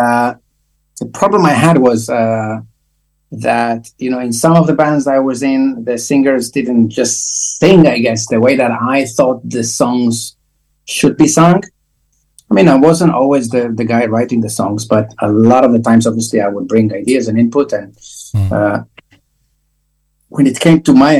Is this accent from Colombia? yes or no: no; Israel; I grew up in Israel, mind you, very hot country.